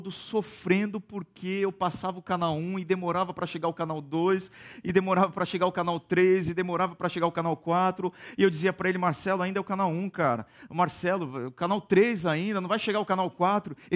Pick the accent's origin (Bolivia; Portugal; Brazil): Brazil; Santos, São Paulo; now in Campinas, Brazil; em Santos, cidade de onde eu vim, as pessoas gostam muito de correr também.